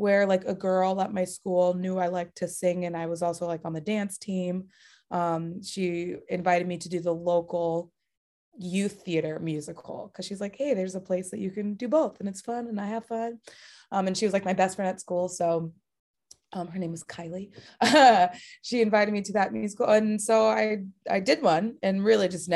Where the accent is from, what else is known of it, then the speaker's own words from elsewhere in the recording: Bay Area, California, United States; I'm from the Bay Area, so very close to San Francisco